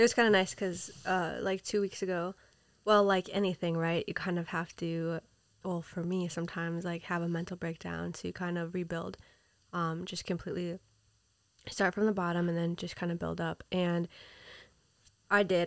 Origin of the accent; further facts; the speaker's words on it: Minnesota, United States; moved away as an adult; also born or lived in Peru; now in New York City, United States; I was raised in Minnesota